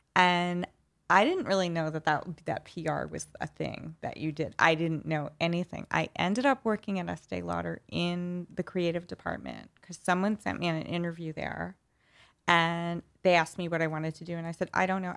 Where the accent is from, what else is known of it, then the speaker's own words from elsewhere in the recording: New York City, New York, United States; accent: New York accent; I grew up in Flushing in Queens.